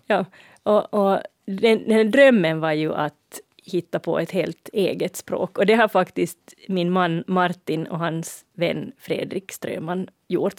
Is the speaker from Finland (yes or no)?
yes; Finland; vi i Finland som lägger ett långt å i måns